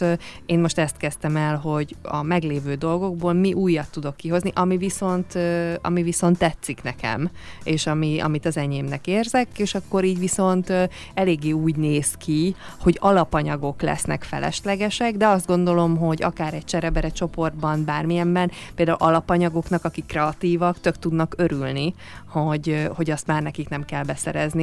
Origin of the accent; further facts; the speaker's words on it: Hungary; most nyilván magyarok vagyunk